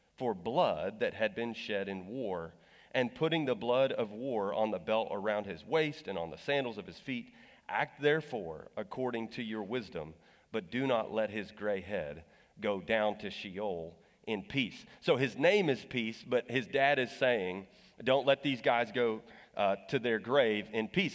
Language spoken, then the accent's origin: English; Texas, United States; I'm from Texas